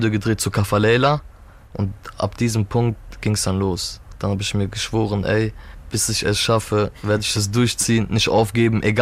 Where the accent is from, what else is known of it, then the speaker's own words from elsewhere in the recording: Turkey; Ich bin Türke.